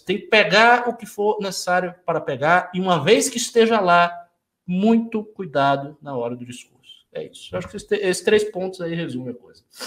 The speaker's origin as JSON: {"language": "Portuguese", "region": "Bahia", "country": "Brazil", "said": "eu sou baiano e sou é, muçulmano"}